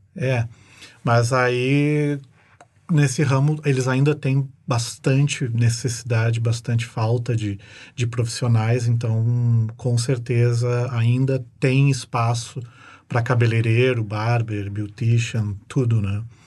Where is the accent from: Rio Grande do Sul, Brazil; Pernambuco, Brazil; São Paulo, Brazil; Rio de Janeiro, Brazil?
Rio Grande do Sul, Brazil; Porto Alegre; moved away as an adult; now in New Zealand; eu vim de Porto Alegre